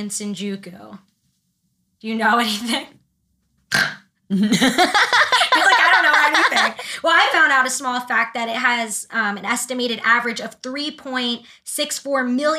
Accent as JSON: {"language": "English", "region": "New York", "country": "United States", "said": "I'm from New York"}